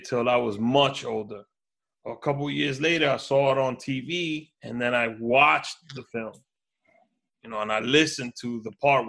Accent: New York City, New York, United States; also born or lived in Washington Heights; I grew up in Harlem. I'm from Washington Heights, and I grew up in Harlem.

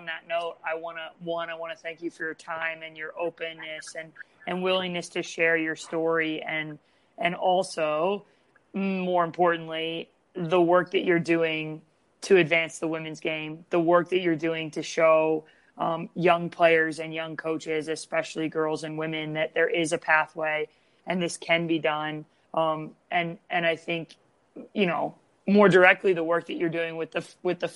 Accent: United States; having grown up and played in the game here

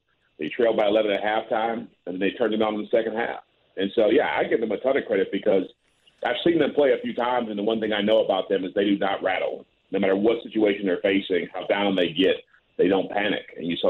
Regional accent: Detroit, Michigan, United States; also born or lived in Ann Arbor; I'm from Detroit, Ann Arbor area.

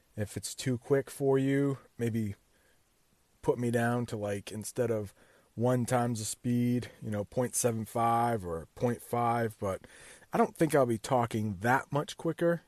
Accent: United States; I'm an American

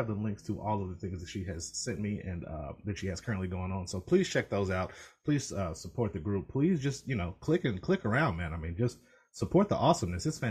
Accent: Alabama, United States; now in Ohio, United States; I'm from originally from Alabama. I have family down there.

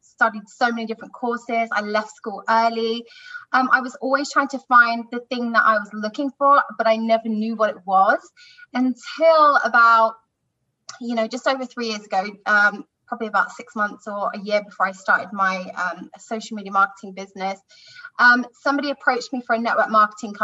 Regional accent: London, United Kingdom; I'm from London, UK.

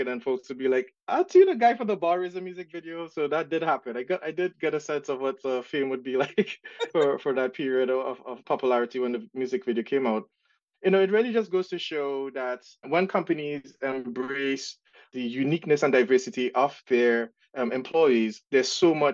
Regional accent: Trinidad & Tobago; accent: Trinidad and Tobago; now in United States; the accent that you guys would hear is from Trinidad and Tobago. So I grew up in Trinidad and migrated to the States when in 2001. But yeah, my accent never left

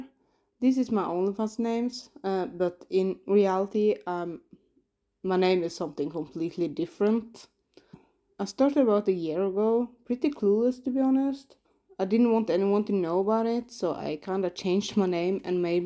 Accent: Norway; I'm from Norway

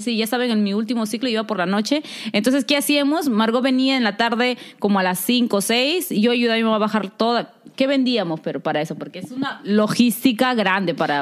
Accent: Lima, Peru; moved away; como nosotros vivimos en San Juan del Urigancho

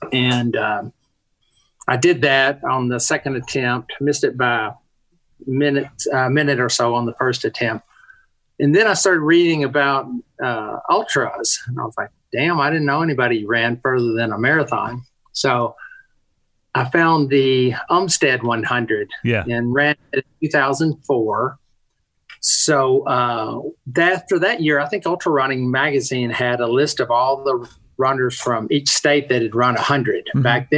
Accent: Western Kentucky, United States; I grew up in Western Kentucky

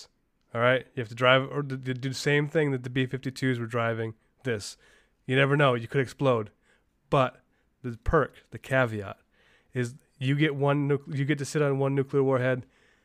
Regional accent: upstate New York, United States; I grew up in upstate New York, by Montreal, like right by the Canadian border

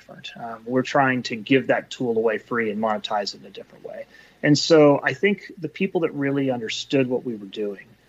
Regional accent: Bay Area, California, United States; also born or lived in New Jersey / New York / London / Eastern Europe; Bay Area, born and raised

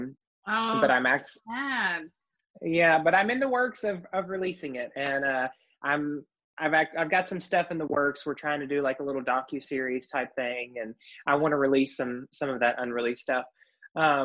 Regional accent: Lewisburg, North Carolina, United States; my hometown of Lewisburg, North Carolina

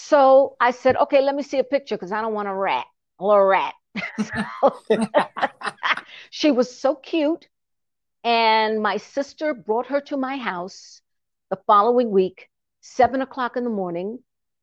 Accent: New York City, New York, United States; moved away as an adult; also born or lived in Trinidad; now in Atlanta, United States; So I was born on the base. So we were automatically American citizens. And I came to the United States when I was about 7. And years later, I grew up in New York City. And that's where I went to school

